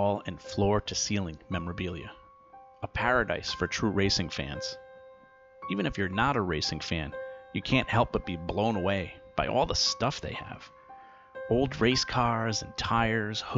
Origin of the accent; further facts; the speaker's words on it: Pawtucket, Rhode Island, United States; I grew up in Pawtucket, Rhode Island. I lived half my life in that city.